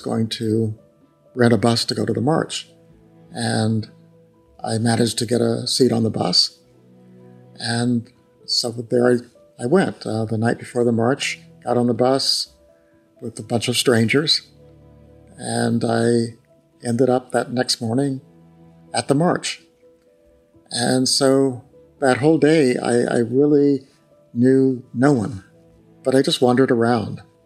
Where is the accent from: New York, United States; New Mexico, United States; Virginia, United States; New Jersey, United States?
New Mexico, United States; Growing up in New Mexico